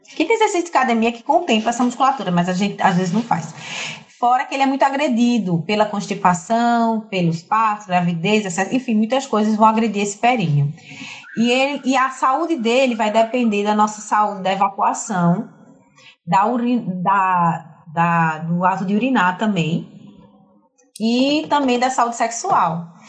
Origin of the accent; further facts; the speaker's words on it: Recife, Pernambuco, Brazil; moved away as an adult; also born or lived in Fortaleza; now in João Pessoa, Brazil; eu não sou de João Pessoa, eu nasci em Fortaleza, me criei em Recife durante 20 anos